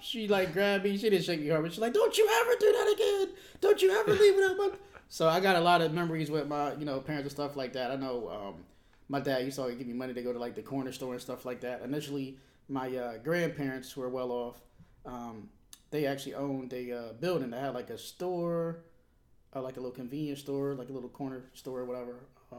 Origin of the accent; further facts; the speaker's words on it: Milwaukee, Wisconsin, United States; born there; also born or lived in Monterey; I was born in Milwaukee, Wisconsin. And after we left Milwaukee, Wisconsin, we moved to actually Monterey, California. Then we moved back to Milwaukee again.